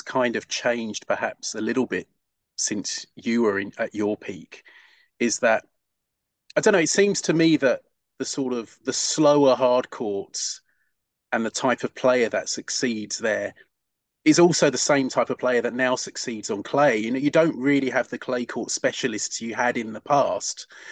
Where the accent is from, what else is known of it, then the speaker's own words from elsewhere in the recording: United Kingdom; as a Brit